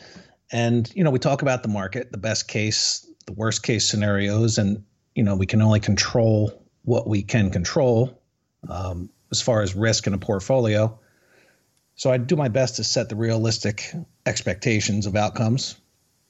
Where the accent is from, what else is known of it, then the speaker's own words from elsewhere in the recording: New Jersey, United States; also born or lived in Florida; now in Charlotte, United States; we're both initially from Jersey